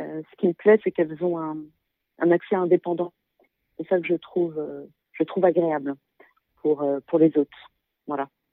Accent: Paris, Île-de-France, France; moved away; je suis euh, super parisienne dans le sens où je suis née à Paris. Mhm. J'ai toujours vécu dans la région parisienne ou même à Paris intramuros.

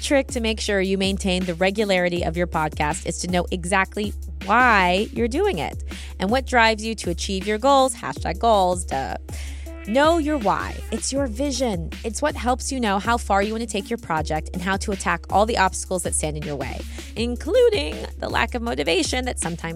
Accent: United Kingdom; accent: British; my horrible British accent

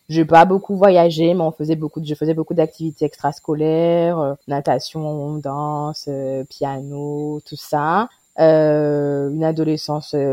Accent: Guadeloupe; j'ai 32 ans, je suis guadeloupéenne. Je vis maintenant en Guadeloupe

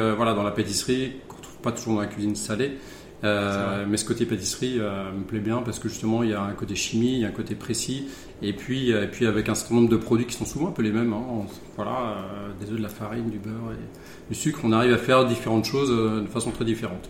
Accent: Charente, Nouvelle-Aquitaine, France; also born or lived in Bordeaux; j'ai grandi en Charente.

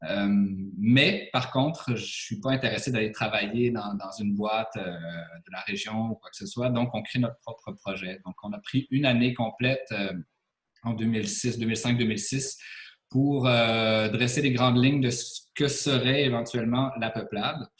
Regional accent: Montreal, Quebec, Canada; moi, je n'étais pas natif de cette région-ci, donc je venais de Montréal.

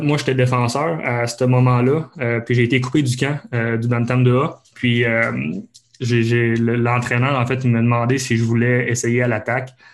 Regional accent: Abitibi, Quebec, Canada; moved away; j'ai grandi en fait en Abitibi

